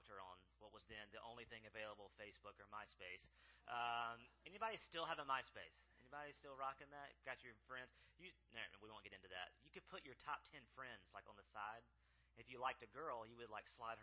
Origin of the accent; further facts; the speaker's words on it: South Mississippi, United States; So I'm from South Mississippi, grew up there